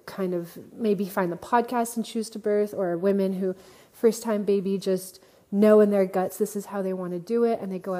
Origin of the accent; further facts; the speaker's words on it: Montreal, Quebec, Canada; moved away; since I'm originally from Montreal, so I'm connected to the community in Montreal